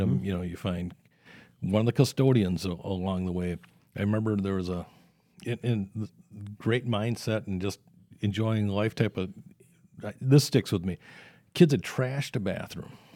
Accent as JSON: {"language": "English", "town": "South Saint Paul", "region": "Minnesota", "country": "United States", "tie": "born or raised there", "said": "had that experience there growing up in South Saint Paul"}